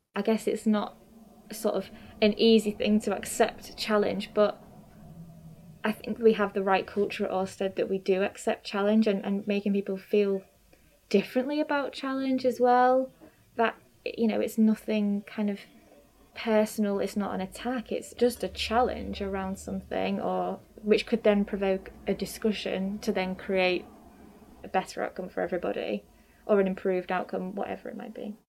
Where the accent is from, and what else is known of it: Grimsby, Yorkshire and the Humber, United Kingdom; born or raised there; also born or lived in Newcastle